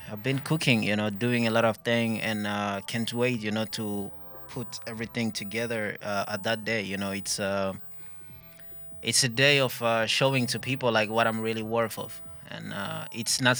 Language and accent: Finnish; Burundi; first language English/French/Swahili/Kirundi; Finnish is a second language; Ja kirundi vielä, koska mä oon burundilainen.